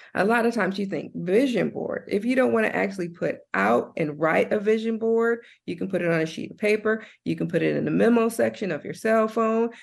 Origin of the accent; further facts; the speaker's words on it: Compton, California, United States; moved away as an adult; also born or lived in Nashville, Tennessee / Santa Barbara, California; I was born and raised in Compton, California